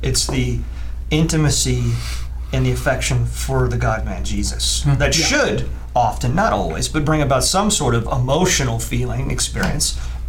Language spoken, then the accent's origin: English; Northwest, United States; I am from the Northwest.